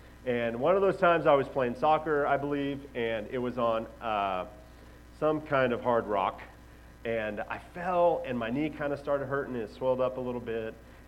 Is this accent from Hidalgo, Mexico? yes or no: no; Xalapa, Veracruz, Mexico; But growing up in Mexico, I lived in Jalapa, Veracruz, which is where the word jalapeno peppers comes from